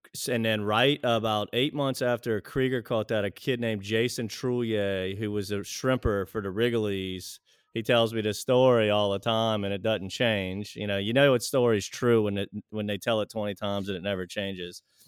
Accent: Pearl River, Louisiana, United States; I was, uh, born and raised in Pearl River, Louisiana

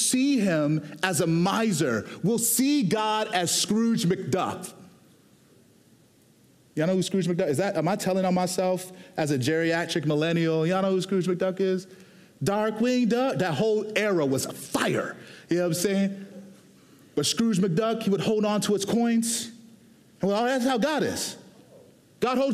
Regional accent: Houston, Texas, United States; I was born and raised in Houston, Texas

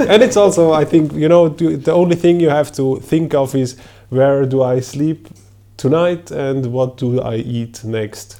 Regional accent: Switzerland; I am from Switzerland

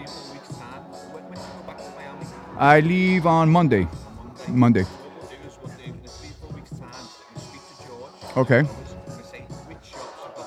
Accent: Miami, Florida, United States; I'm actually from Miami, United States

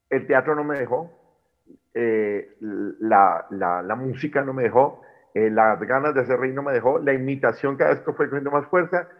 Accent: Popayán, Cauca, Colombia; de donde soy yo, soy de Popayán, departamento del Cauca, suroccidente de Colombia

